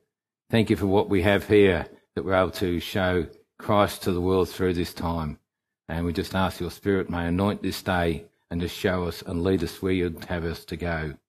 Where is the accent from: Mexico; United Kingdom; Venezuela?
United Kingdom; England; now in Australia; I come from England, and on the 31st of May 1963